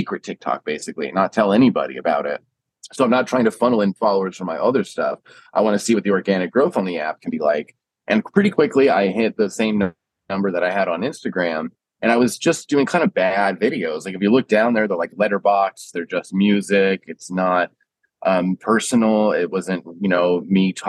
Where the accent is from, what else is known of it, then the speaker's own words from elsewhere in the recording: San Diego, California, United States; accent: Huntington Beach stoner; moved away as an adult; also born or lived in Marin County, California; now in New York City, United States; I grew up in San Diego or like Southern California. I think I sound a little Huntington Beach stoner sometimes